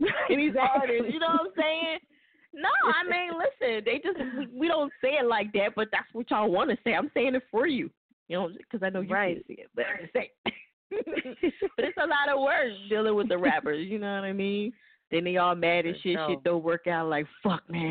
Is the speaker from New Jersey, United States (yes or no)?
yes; New Jersey, United States; moved away; also born or lived in Lancaster, California / Palmdale, California / Los Angeles / Little Rock; I'm originally from Jersey